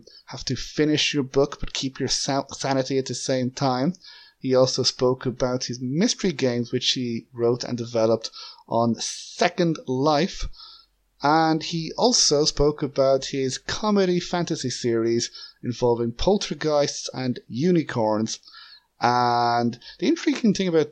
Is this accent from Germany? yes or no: no; Ireland; as an Irishman